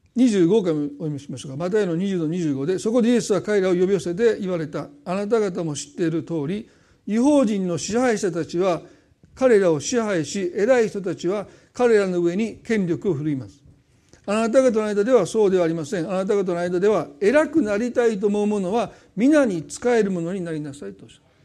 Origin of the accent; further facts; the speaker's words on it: Osaka, Japan; accent: Osaka dialect; 大阪弁戻る